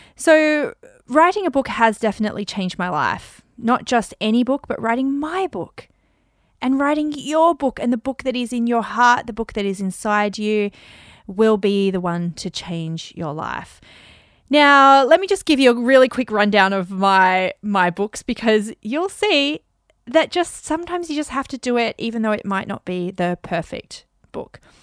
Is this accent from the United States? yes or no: no; Australia; accent: Aussie; My Aussie accent